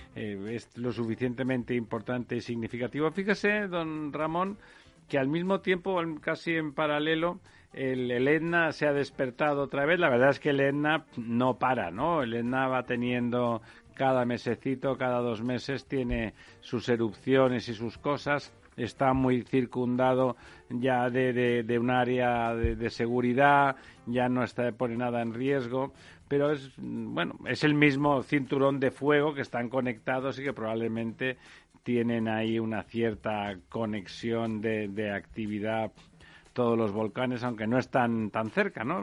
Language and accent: Spanish; Barcelona, Catalonia, Spain; como barcelonés yo creo que desde que era muy pequeño no recordaba una Barcelona tan, tan mugrienta